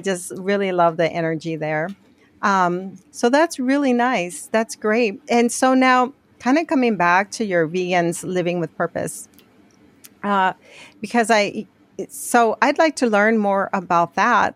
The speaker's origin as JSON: {"language": "English", "region": "Arizona", "country": "United States", "tie": "born or raised there", "moved": "yes", "said": "I grew up in Arizona"}